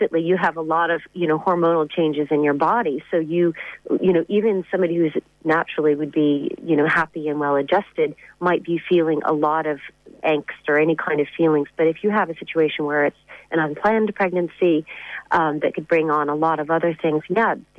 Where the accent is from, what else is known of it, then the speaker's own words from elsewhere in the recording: United States; now in Ireland; I'm from America